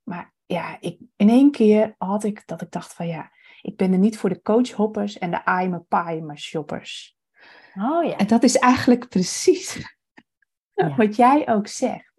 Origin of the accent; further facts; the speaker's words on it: Friesland, Netherlands; moved away; ik kom dus oorspronkelijk uit Friesland